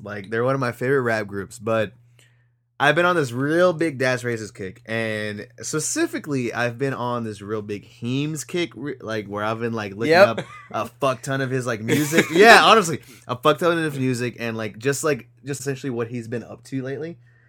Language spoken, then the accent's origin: English; New York, United States; I didn't live there. I didn't grow up there. I grew up in New York. New York's a very diverse like place.